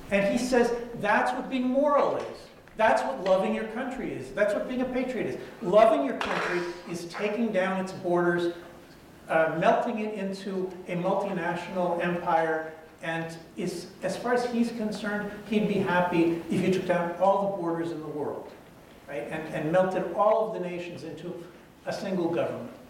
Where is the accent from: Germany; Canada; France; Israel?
Israel; English is a second language; I'm from Israel.